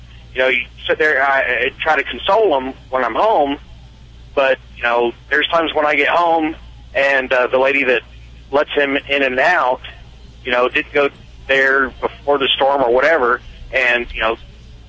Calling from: South Carolina, United States; Right now, I'm in South Carolina. I'm a truck driver.

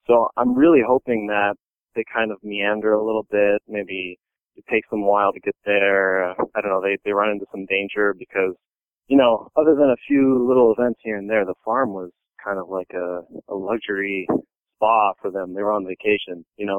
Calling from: Cambridge, Massachusetts, United States; Cambridge, Massachusetts.

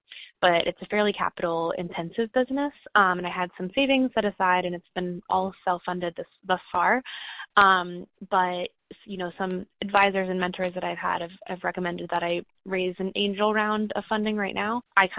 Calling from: Charlotte, North Carolina, United States; I'm calling in from Charlotte, North Carolina.

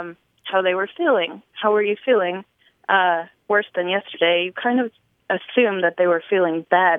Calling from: Nashville, Tennessee, United States; I'm calling from Nashville, Tennessee.

